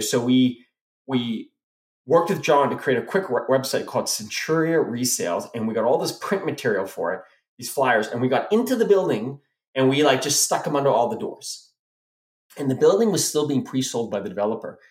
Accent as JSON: {"language": "English", "country": "South Africa", "moved": "yes", "said": "I went back to Africa, and because that's where we're from. We we're immigrated from South Africa"}